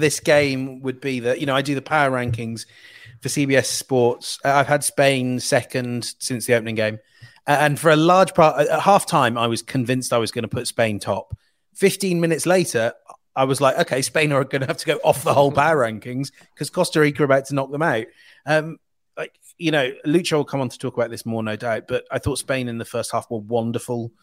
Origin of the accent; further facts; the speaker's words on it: England, United Kingdom; I'm an Englishman